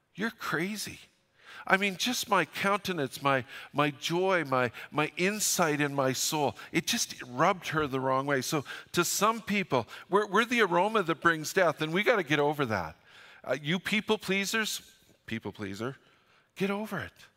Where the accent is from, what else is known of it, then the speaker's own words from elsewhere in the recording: Fort St. John, British Columbia, Canada; moved away; I'm from Fort Saint John